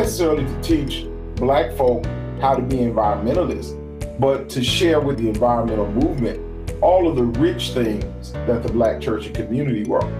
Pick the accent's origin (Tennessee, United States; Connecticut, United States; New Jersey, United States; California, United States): California, United States; Oakland; even though I grew up in Oakland, California, that my family is originally from Hollywood.